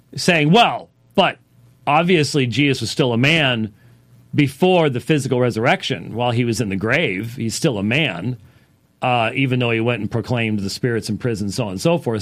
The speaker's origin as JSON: {"language": "English", "country": "United States", "said": "us as American Christians is we have grown up and become accustomed to the blessings of freedom and liberty."}